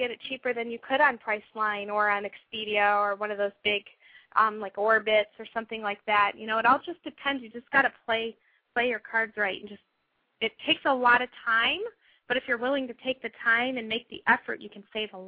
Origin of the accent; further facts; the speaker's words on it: Florida, United States; moved away; I grew up in Florida, and so I've always been around you know tourists and tourism